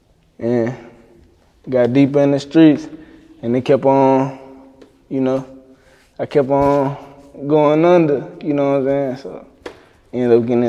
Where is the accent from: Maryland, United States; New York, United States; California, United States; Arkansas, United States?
Arkansas, United States; Little Rock; Yeah, I grew up in Green Mill.